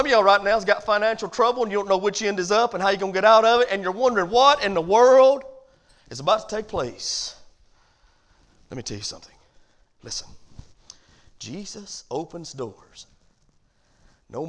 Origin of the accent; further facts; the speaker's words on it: United States; as Americans